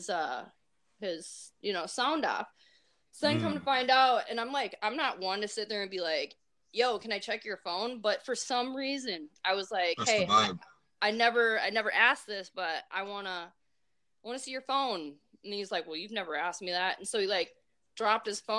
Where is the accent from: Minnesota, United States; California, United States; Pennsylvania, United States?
Minnesota, United States; accent: Minnesotan; my Minnesotan accent